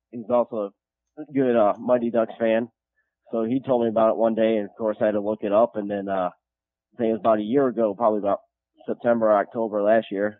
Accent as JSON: {"language": "English", "town": "Midland", "region": "Michigan", "country": "United States", "tie": "born or raised there", "said": "Originally from Midland, Michigan."}